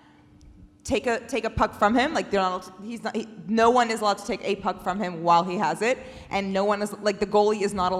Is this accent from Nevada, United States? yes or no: no; Maryland, United States; moved away; I grew up in Maryland, Northeast hockey.